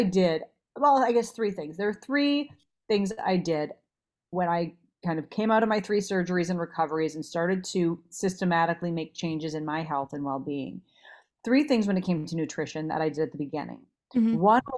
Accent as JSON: {"language": "English", "region": "Minnesota", "country": "United States", "tie": "born or raised there", "also_born_or_lived": "Los Angeles", "moved": "as an adult", "said": "I grew up in Minnesota, so I ate a lot of red meat growing up"}